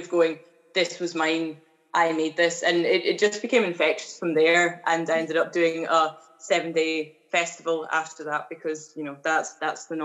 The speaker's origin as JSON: {"language": "English", "town": "Edinburgh", "region": "Scotland", "country": "United Kingdom", "tie": "born or raised there", "said": "I am originally from the East Coast in Edinburgh, the lovely capital city of Scotland, that is. And I grew up, went to school"}